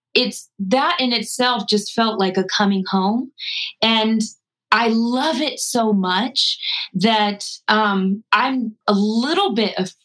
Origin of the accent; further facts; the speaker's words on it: Colorado, United States; growing up in Colorado and my parents are hippies, we were always out in nature